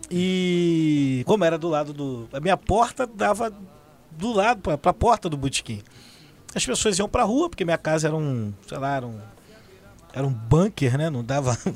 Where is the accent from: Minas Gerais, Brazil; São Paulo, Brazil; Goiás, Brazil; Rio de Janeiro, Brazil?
Rio de Janeiro, Brazil; also born or lived in Jacarepaguá / Campinho; Eu sou do subúrbio ali de Irajá, cria de Vista Alegre. Mas eu voei muito, assim, pelo, pela cidade, né? Meus pais de 3 e 3 anos se mudavam.